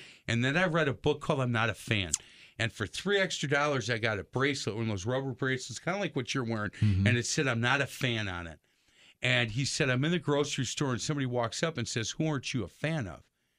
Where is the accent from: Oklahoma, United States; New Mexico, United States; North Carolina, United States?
Oklahoma, United States; Tulsa; I'm from Tulsa, Oklahoma.